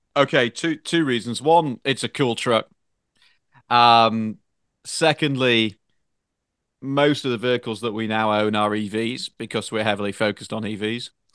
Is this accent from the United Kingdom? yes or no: yes; United Kingdom; now in United States; a Brit with a French wife